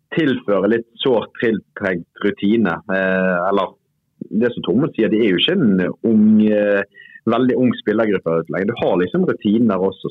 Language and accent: Norwegian; Bergen, Vestland, Norway; jeg er jo bergenser